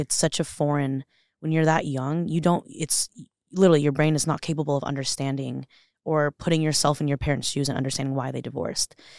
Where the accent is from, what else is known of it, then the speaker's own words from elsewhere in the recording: Los Angeles, California, United States; moved away as an adult; also born or lived in Orange County, California; now in Boise, United States; I'm born and raised in Los Angeles, California